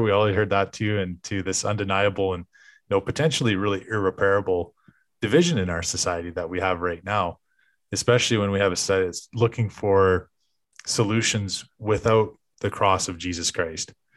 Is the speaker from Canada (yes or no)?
yes; Canada